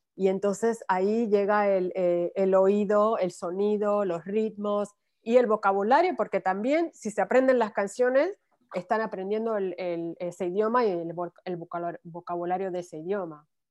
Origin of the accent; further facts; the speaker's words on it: Ponce, Puerto Rico; now in United States; cuando yo crecí en Puerto Rico